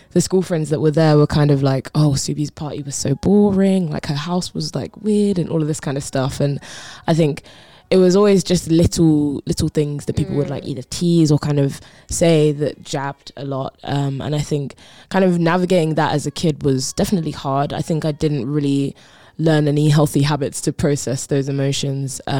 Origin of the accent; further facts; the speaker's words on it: Croydon, London, United Kingdom; I grew up in Croydon, uh, which is South okay, London, okay.